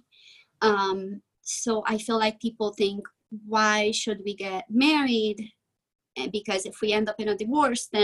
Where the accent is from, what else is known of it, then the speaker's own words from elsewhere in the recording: Hungary; moved away; I am from Eastern Europe. I'm from Hungary.